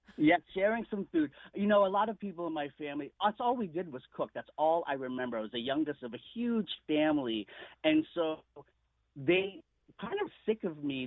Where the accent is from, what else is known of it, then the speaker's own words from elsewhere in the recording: United States; I am Filipino, but I was born in America